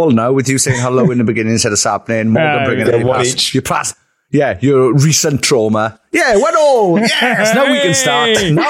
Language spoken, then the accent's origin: English; Merthyr Tydfil, Wales, United Kingdom; We're a band from Merthyr Tydfil.